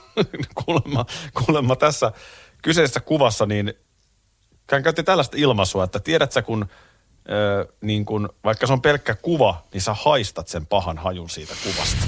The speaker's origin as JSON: {"language": "Finnish", "town": "Nurmijärvi", "region": "Uusimaa", "country": "Finland", "tie": "born or raised there", "also_born_or_lived": "Tampere / Korpilahti", "said": "Mä oon Tampereella syntynyt, Nurmijärvellä asunut, eli tavallaan mä oon maalaispoika"}